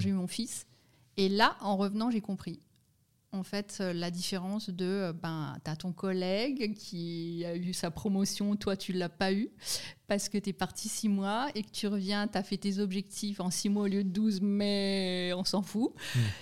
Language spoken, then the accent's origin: French; Lorraine, Grand Est, France; moved away as an adult; now in Lausanne, Switzerland; je suis française, née en Lorraine